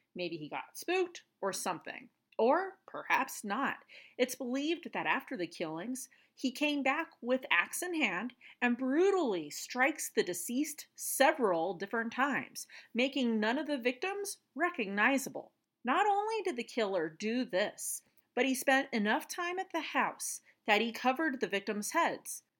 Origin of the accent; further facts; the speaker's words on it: Colorado, United States; we are in my home state of Colorado, and actually, it's just forty-five minutes away from where I am in Pueblo.